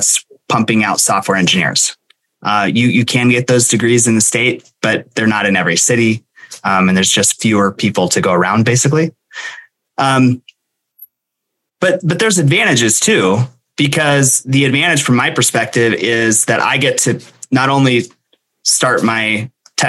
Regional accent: Montana, United States; also born or lived in San Diego; this is my home state. I grew up here and went to high school here and left when I joined the Navy

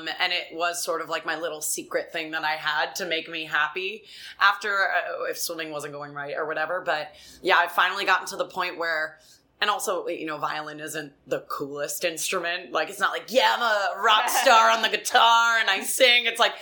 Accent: Rhode Island, United States; I come from Rhode Island.

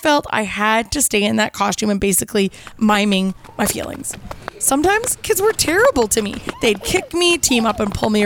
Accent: Kelowna, British Columbia, Canada; around the city of Kelowna, my hometown

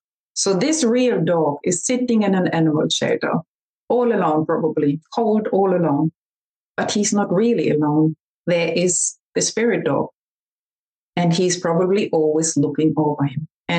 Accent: Australia; We came from Australia to Germany and visited our best friends back then

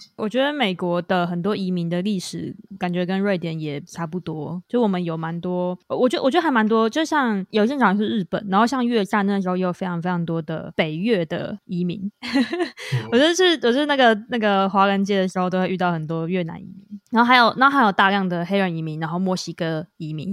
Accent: Taiwan; moved away; 因为我们都台湾土生土长嘛

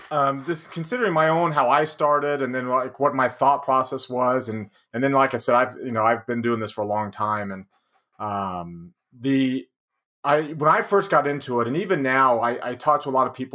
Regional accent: Denton, Texas, United States; moved away as an adult; now in Utah, United States; I'm from Denton, which is on top of those two.

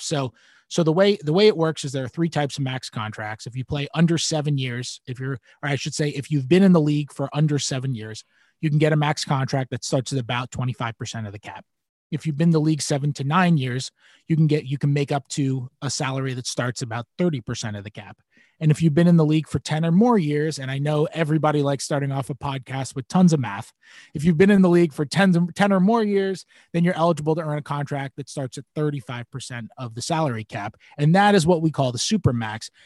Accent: New York, United States; I'm a New Yorker

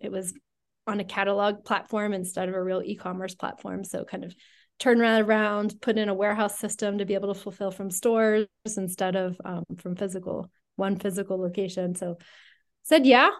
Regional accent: Western Pennsylvania, United States; I grew up in Western Pennsylvania.

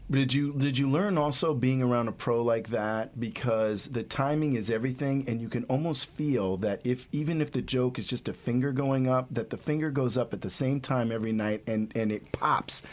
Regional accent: Ohio, United States; when I was a kid growing up in Ohio

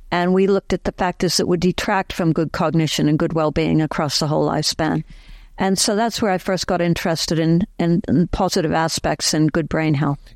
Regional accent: Boston, Massachusetts, United States; moved away as an adult; also born or lived in London, United Kingdom; now in Cambridge, United Kingdom; I grew up in Boston area

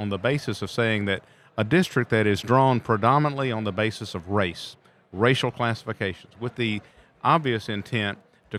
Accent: Mississippi, United States; North Carolina and Texas, my home state in Mississippi, did exactly the same thing.

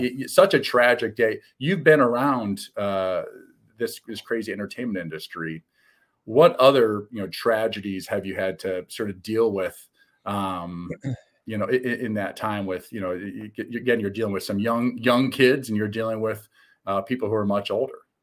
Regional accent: Midwest, United States; I'm a Midwesterner.

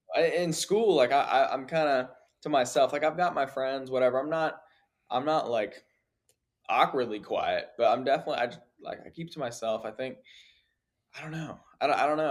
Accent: Virginia, United States; I'm from Virginia, small town.

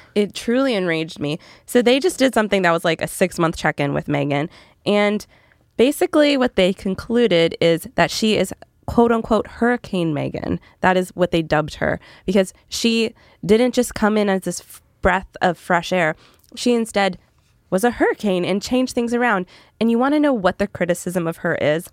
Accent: Canada; moved away; I'm from Canada originally

